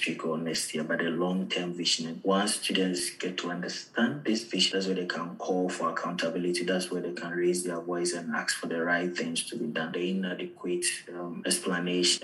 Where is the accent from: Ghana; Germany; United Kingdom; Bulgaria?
Ghana; moved away as an adult; also born or lived in Algeria; now in Ireland; I'm from Ghana